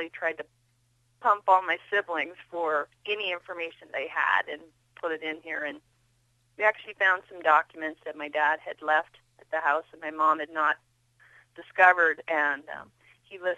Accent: Kimballton, Iowa, United States; We grew up in Southwest Iowa.

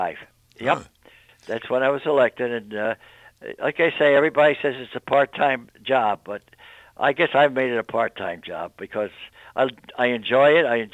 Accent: East Greenbush, New York, United States; now in Colonie, United States; I was born in East Greenbush, right next to the Hamlin Printing Company.

